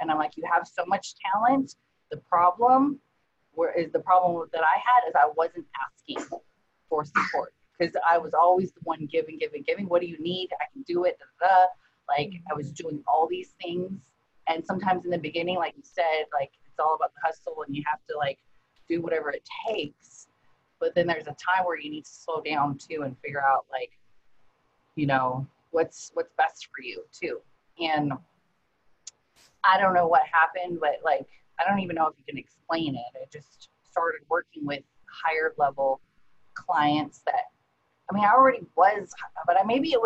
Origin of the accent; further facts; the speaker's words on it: Honolulu, Hawaii, United States; also born or lived in Seattle, Washington; now in San Diego, United States; I'm actually originally from Honolulu, Hawaii